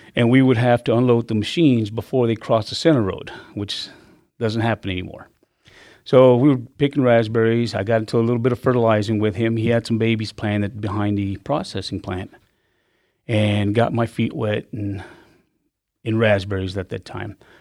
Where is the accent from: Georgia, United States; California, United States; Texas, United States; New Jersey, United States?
Texas, United States; Dallas; moved away; I was born in South Texas and I grew up in Dallas.